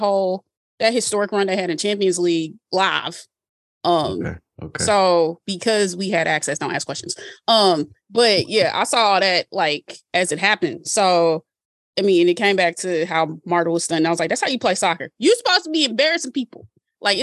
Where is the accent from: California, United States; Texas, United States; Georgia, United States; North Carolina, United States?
Georgia, United States; Atlanta; me growing up in Atlanta is really, real Black